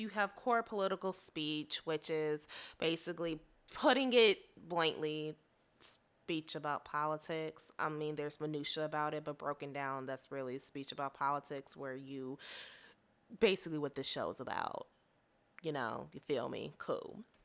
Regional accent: Chicago, Illinois, United States; first language English; I am a African-American woman from the Chicagoland area of good old Illinois

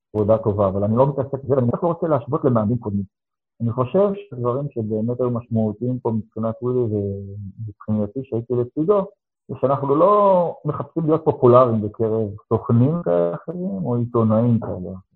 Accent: Ashdod, Southern District, Israel; אני גדלתי בתור ילד בפריפריה שנקראתה אשדוד

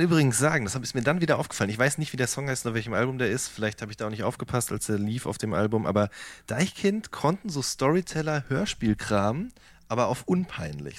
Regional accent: Hagen, North Rhine-Westphalia, Germany; bin groß geworden in der Stadt, die man auch das Tor zum Sauerland nennt.

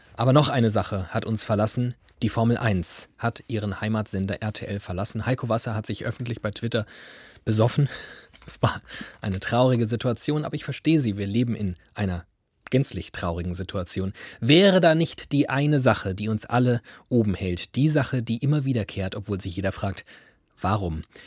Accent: Hesse, Germany; ich sage das als Hesse

